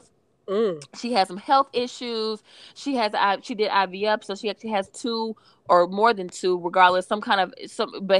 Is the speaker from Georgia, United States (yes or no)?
yes; Atlanta, Georgia, United States; me growing up for most of my life, my most formative years I spent growing up in Atlanta